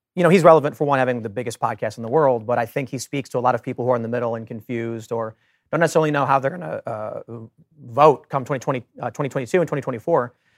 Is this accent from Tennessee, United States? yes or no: no; Chicago, Illinois, United States; I grew up in Chicago, surrounded by Democrats